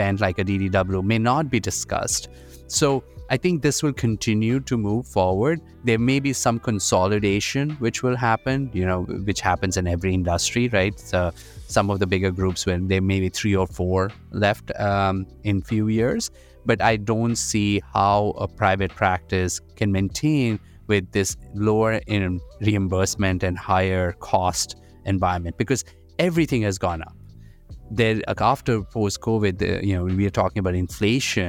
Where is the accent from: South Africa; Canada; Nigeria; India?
India; moved away as an adult; now in United States; I'm an immigrant. I grew up in India. I came here for education